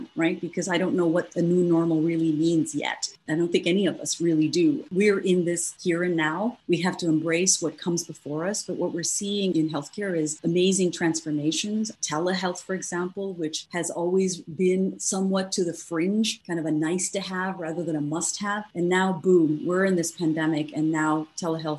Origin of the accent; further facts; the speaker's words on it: Morocco; moved away as an adult; also born or lived in India; now in United States; I was born in India and I grew up in North Africa in Morocco and came here to the US many, many years ago to pursue my university studies.